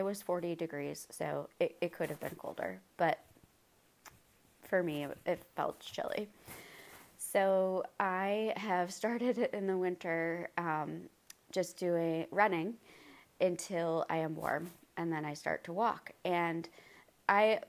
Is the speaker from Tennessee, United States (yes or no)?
no; Maine, United States; now in North Carolina, United States; I am from Maine